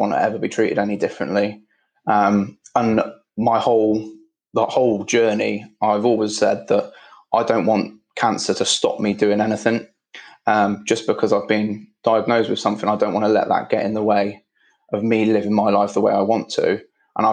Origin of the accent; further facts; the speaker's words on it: Midlands, United Kingdom; now in London, United Kingdom; I'm living in London, so that doesn't really work, but I was brought up in the Midlands